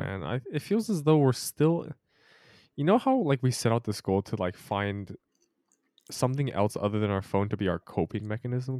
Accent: Utah, United States; I was born in Utah

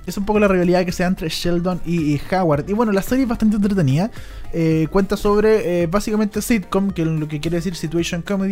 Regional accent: Chile

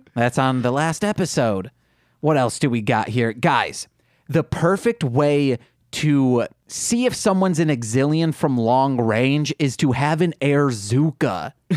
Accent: Midwest, United States; accent: Midwestern; I have a Midwestern accent.

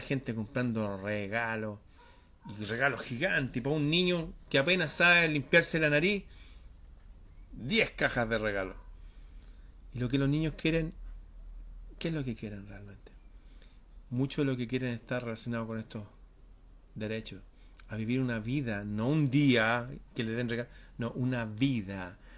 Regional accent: Chile; en mi país

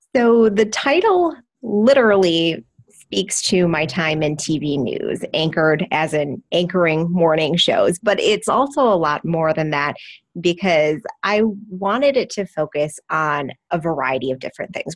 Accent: Wisconsin, United States; Wisconsin, my home state

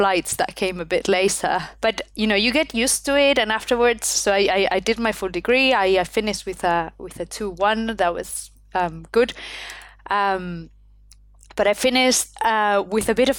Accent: Spain; English is a second language; moved away as an adult; also born or lived in United Kingdom; I come from Spain. I had studied in Spain all my life

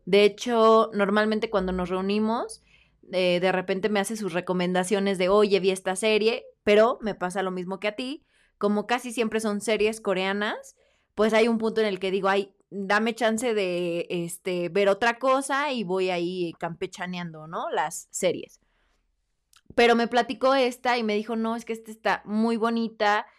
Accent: Mexico; nosotros como mexicanos

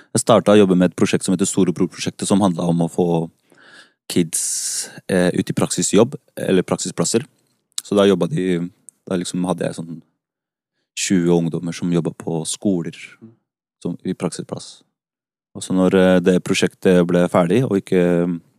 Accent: Oslo, Norway; also born or lived in Santiago, Chile; vokste opp på Haugenstua. Jeg har vel egentlig bodd på Haugenstua helt siden jeg kom

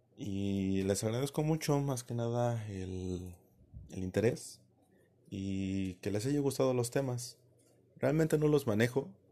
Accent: Mexico; yo soy mexicano

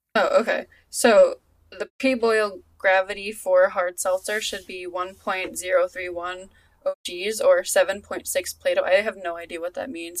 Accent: Long Island, New York, United States; my hometown has a has a a, a seltzer place somewhere out on like the island

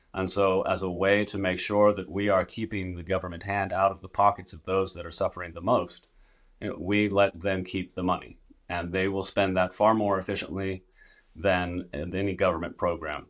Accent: Northern California, United States; I'm there in my hometown

